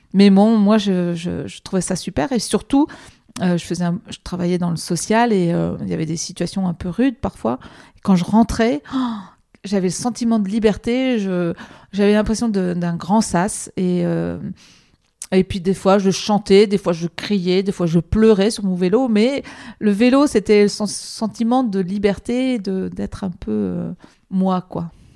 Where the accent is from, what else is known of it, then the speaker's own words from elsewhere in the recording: the Nord, Hauts-de-France, France; moved away as an adult; also born or lived in Marseille; now in Paris, France; À partir de l'âge de 9 ans, j'allais à vélo euh, à l'école. Et euh, je suis du Nord